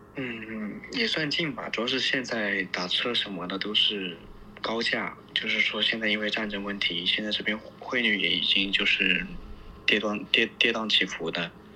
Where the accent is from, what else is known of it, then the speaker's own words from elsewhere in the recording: China; moved away as an adult; now in Lviv, Ukraine; 我们中国人讨厌北约